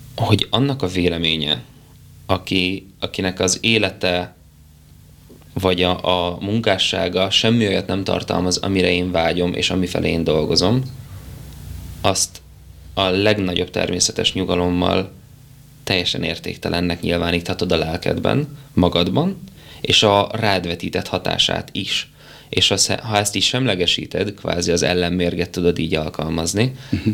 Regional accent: Kisgyőr, Borsod-Abaúj-Zemplén, Hungary; also born or lived in Szikszó; Én szikszon születtem egy kis kórházban, később Kisgyőrbe költöztünk, és én Kisgyőrt tartom az otthonomnak. Az egy pici falu Miskolc felett a, a bükkben

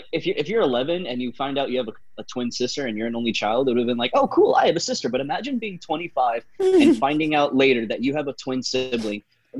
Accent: Philippines; I'm Filipino.

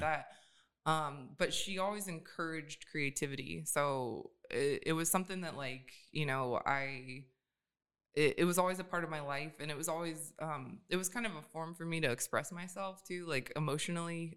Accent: Atlanta, Georgia, United States; moved away as an adult; also born or lived in Pontiac, Michigan; now in Sacramento, United States; I grew up in Atlanta. So right outside of Atlanta

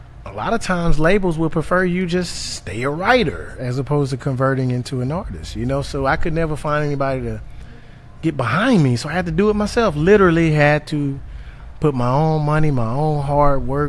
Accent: Tuscaloosa, Alabama, United States; now in Birmingham, United States; I'm originally from Tuscaloosa, Alabama, right up 2059

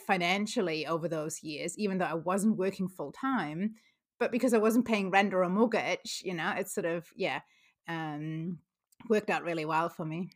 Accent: Germany; moved away as an adult; now in New Zealand; I grew up in Germany, but moved to New Zealand almost seventeen years ago now

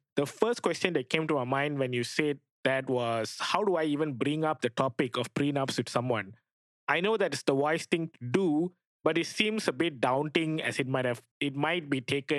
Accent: Malaysia; prenuptial agreements are not recognized by Malaysia, my home country.

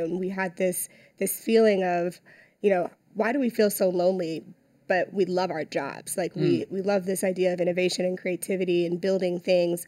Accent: St. Louis, Missouri, United States; I'm from St. Louis, Missouri

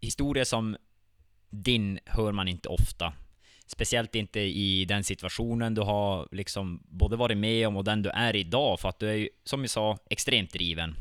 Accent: Vittangi, Norrbotten County, Sweden; jag är född och uppvuxen här i Vittangi själv

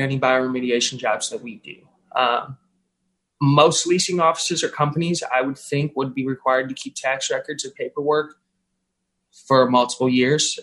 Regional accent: St. Louis, Missouri, United States; I was born and raised in South St. Louis.

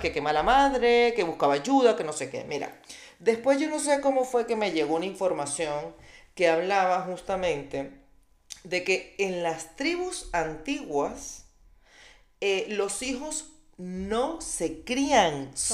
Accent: Venezuela; moved away; also born or lived in Colombia; como decimos nosotros

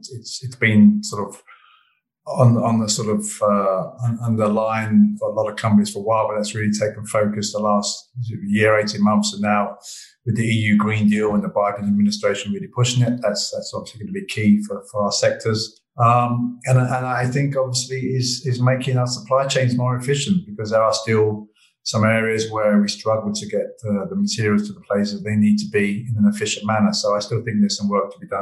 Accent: London, United Kingdom; moved away as an adult; now in Vienna, Austria; I was born in London

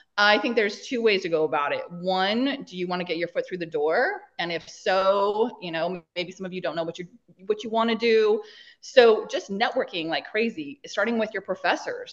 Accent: Idaho, United States; moved away as an adult; also born or lived in Los Angeles; I am from small town Idaho. One stoplight, four thousand people

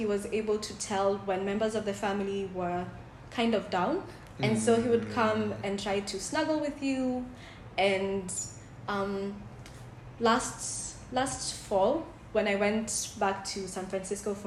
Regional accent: Kenya; I'm from Kenya

